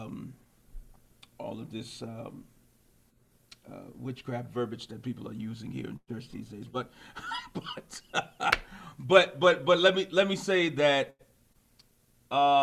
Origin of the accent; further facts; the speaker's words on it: Alexandria, Virginia, United States; I was born in Alexandria, Virginia, which is actually the same place my father and my grandfather, we were all born in the same hospital